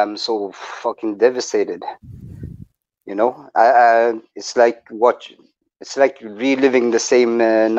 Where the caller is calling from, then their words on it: Norway; I'm calling from Norway, man.